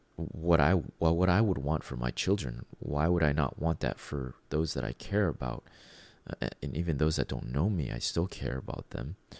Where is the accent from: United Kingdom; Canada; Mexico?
Canada; being a Canadian